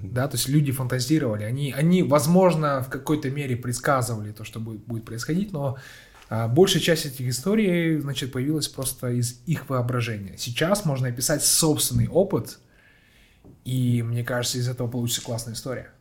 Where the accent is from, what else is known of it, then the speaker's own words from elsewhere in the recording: Petropavl, North Kazakhstan Region, Kazakhstan; я сам просто родом из Петропавловска, да. с, я сам самого севера Казахстана